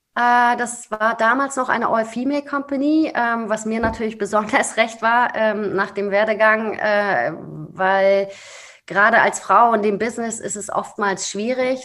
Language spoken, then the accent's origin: German; Rostock, Mecklenburg-Vorpommern, Germany; moved away as an adult; now in Berlin, Germany; ich bin gebürtige Rostockerin, äh, total glücklich dort gewesen und ähm, habe meine Heimat auch wirklich nur schweren Herzens verlassen